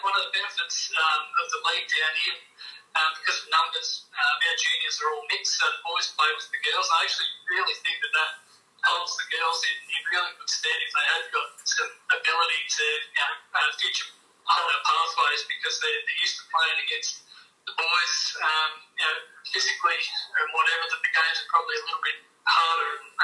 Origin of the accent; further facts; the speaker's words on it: Geelong, Victoria, Australia; moved away as an adult; now in Warrnambool, Australia; I grew up in Geelong, and I played with a few clubs locally there.